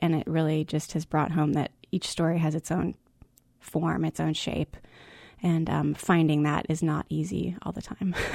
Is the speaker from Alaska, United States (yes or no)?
yes; Alaska, United States; I grew up in Alaska